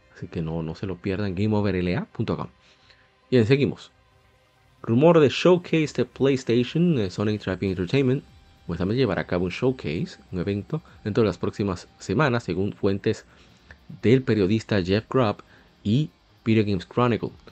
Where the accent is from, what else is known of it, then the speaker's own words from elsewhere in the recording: Dominican Republic; aquí en mi país, en República Dominicana